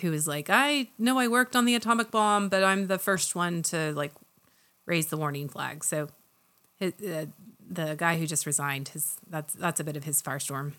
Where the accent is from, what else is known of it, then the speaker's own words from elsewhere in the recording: Oklahoma, United States; I'm from Oklahoma